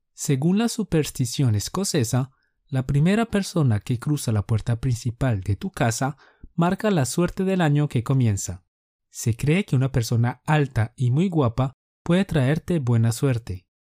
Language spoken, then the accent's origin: Spanish; Colombia; Somos dos profes colombianos